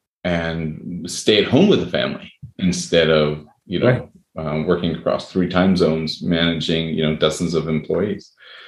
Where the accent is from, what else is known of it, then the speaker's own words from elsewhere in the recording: Canada; also born or lived in United States; I say that even though I'm Canadian, but I've lived in the U.S. and a lot of my friends are in the U.S.